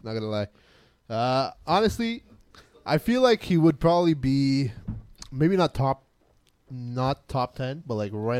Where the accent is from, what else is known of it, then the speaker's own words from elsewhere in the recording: Canada; we're Canadian